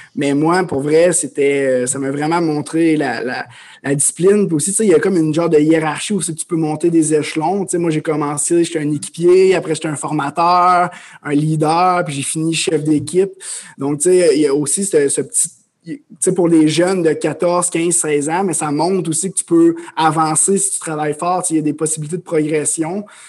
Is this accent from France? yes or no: no; Amos, Quebec, Canada; moved away as an adult; je suis un, jeune homme originaire de l'Abitibi-Témiscamingue. Donc, euh, je viens d'Amos. j'ai grandi là